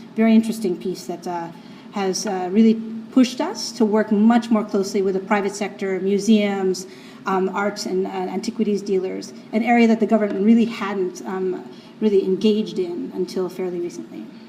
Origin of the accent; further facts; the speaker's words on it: New York City, New York, United States; I'm from New York City